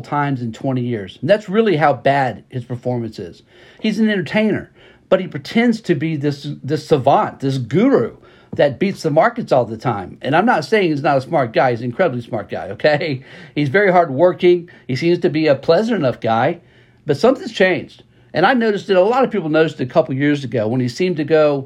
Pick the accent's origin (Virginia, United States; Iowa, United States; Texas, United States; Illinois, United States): Texas, United States; East; I'm from East Texas, you know, home to farmers, home to country folk, home to rednecks